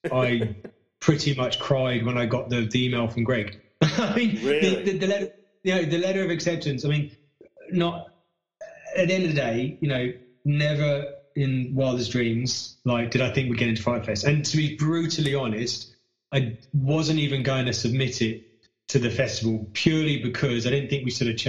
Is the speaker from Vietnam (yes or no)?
no; United Kingdom; moved away as an adult; now in Australia; I'm British and I moved here with my wife